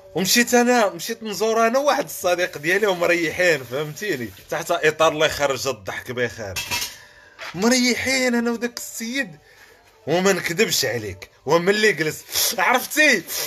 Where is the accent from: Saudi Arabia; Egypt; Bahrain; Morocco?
Morocco; moved away as an adult; now in France; انا مواطن مغربي